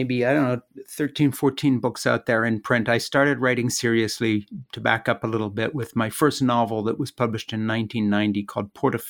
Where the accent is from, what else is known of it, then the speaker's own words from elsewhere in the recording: Switzerland; The background that I come from is very unlikely in the sense that I'm an American who grew up in Switzerland.